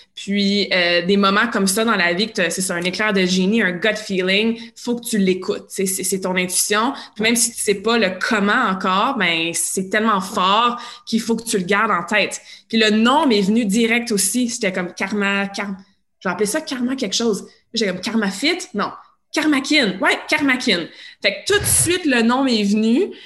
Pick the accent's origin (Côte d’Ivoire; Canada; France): Canada; Montreal, Quebec; also born or lived in Sherbrooke / Australia; Moi, je viens de l'ouest de Montréal